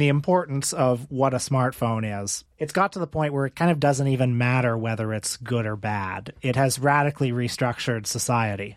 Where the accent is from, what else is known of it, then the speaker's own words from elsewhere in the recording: Canada; also born or lived in Toronto; as a Canadian